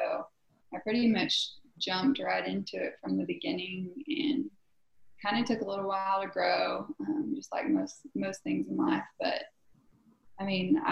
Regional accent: Southwest Oklahoma, United States; I'm from Southwest Oklahoma

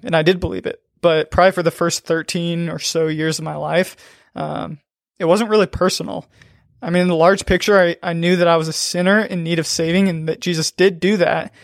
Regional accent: Aurora, Nebraska, United States; I grew up in Aurora, Nebraska

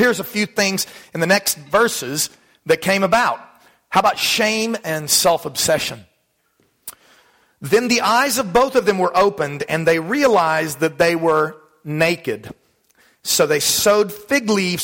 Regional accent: Dallas, Texas, United States; When I was a kid growing up in Texas

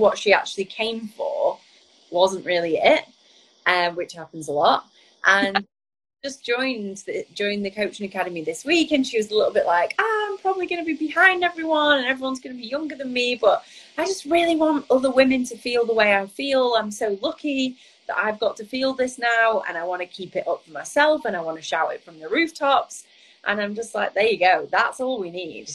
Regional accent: Blackpool, North West England, United Kingdom; moved away as an adult; also born or lived in New York; I'm from Lancashire.

